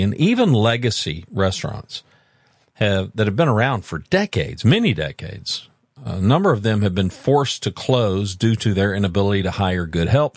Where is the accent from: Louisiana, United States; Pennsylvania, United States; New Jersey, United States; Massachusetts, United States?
Louisiana, United States; also born or lived in Oklahoma City, Oklahoma / Dallas/Fort Worth, Texas; now in Hot Springs Village, United States; I grew up mostly in Louisiana